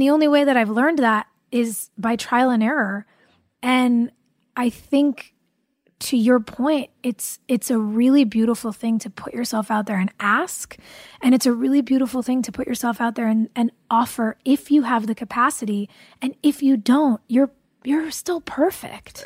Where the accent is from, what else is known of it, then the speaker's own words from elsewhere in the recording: California, United States; I grew up in California